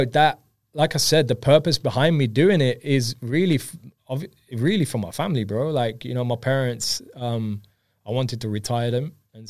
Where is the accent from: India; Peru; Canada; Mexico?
India; I'm Indian myself, so